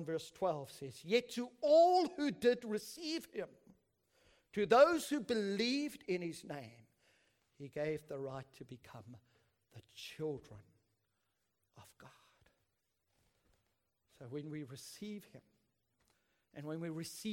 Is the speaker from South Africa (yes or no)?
yes; South Africa; I'm South African